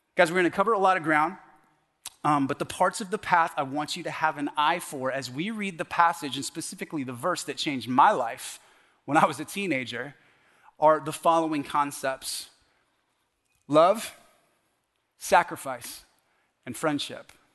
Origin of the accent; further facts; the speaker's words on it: The Woodlands, Texas, United States; moved away as an adult; also born or lived in Canada / California / Washington State / Oregon; I was raised in the woodlands, Woodlands High School.